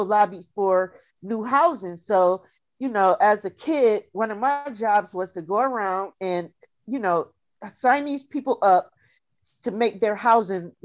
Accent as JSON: {"language": "English", "region": "New York", "country": "United States", "moved": "yes", "lives_now": "Atlanta, United States", "said": "I'm from Atlanta, New York"}